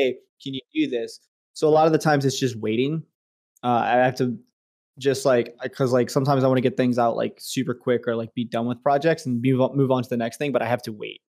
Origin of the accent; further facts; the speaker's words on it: Richmond, United States; my hometown in Richmond